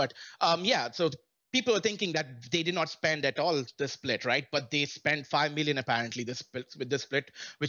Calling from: Melbourne, Florida, United States; Hey, I'm calling from Melbourne, Florida.

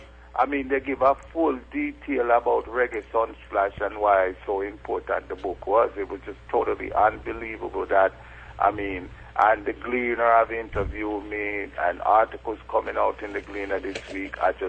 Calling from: Kingston, Jamaica; I'm calling from Jamaica right now, Kingston, Jamaica.

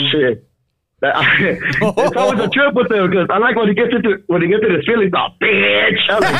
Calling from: El Monte, California, United States; I'm actually calling from Arizona.

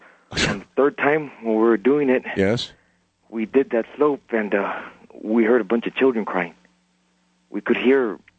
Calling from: San Antonio, Texas, United States; I'm calling from San Antonio.

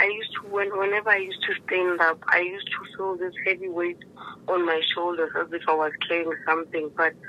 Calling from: Lephalale, Limpopo, South Africa; I'm calling from Lephalale.

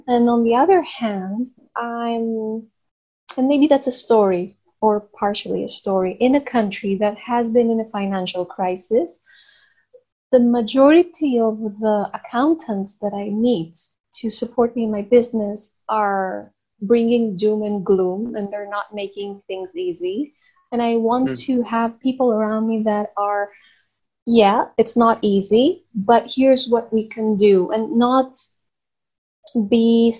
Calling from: Athens, Attica, Greece; I'm calling from Greece.

